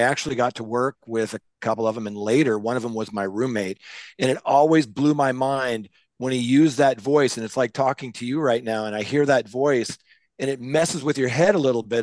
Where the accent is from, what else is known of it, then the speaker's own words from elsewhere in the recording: Seattle, Washington, United States; I was growing up in Seattle listening to K J R A M radio